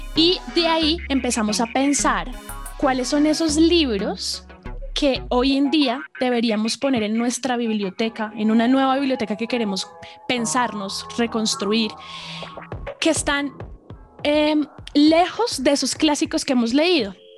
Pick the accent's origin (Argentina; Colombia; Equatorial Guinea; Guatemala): Colombia; nosotros como colombianos